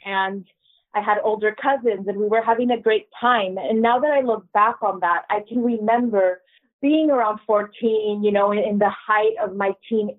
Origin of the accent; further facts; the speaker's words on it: San Diego, California, United States; I am a American-born bicultural single mama. I live in San Diego. I was born and raised here.